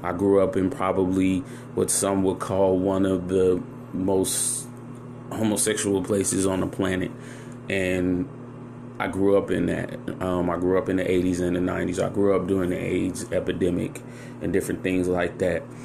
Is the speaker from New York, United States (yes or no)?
no; San Francisco, California, United States; also born or lived in Chicago, Illinois; I grew up in San Francisco, so I was around a melting pot of people.